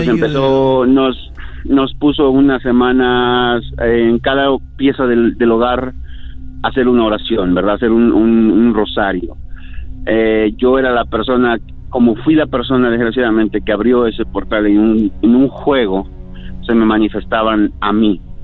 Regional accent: Veracruz, Mexico; yo soy del estado de Veracruz, México

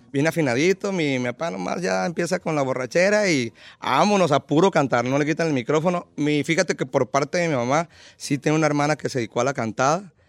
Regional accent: Mazatlán, Sinaloa, Mexico; Yo soy originario de Mazatlán, Sinaloa

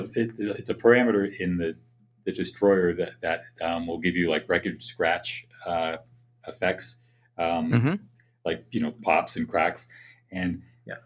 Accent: Boston, Massachusetts, United States; moved away; I grew up in the Boston area

